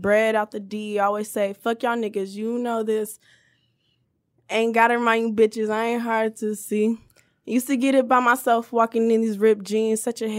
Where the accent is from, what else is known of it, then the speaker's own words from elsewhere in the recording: Inkster, Michigan, United States; I'm from Inkster?